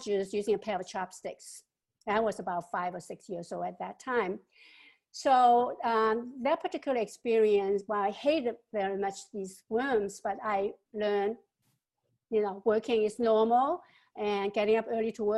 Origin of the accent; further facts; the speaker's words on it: Hong Kong; moved away; also born or lived in Shanghai, China / California, United States; I grew up both in Hong Kong and Shanghai with uneducated parents and in poverty